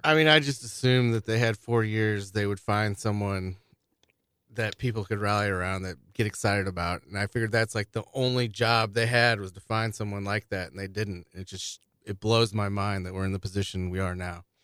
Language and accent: English; St. Charles, Missouri, United States; I grew up in Saint Charles